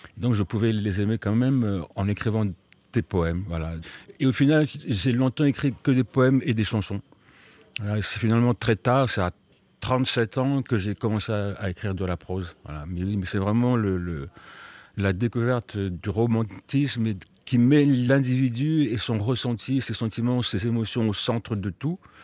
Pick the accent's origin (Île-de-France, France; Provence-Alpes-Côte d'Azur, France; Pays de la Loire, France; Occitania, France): Île-de-France, France; Melun; j'ai appris le français à Melun avec euh, des institutrices euh, post 68 euh, qui étaient tout à fait sympathiques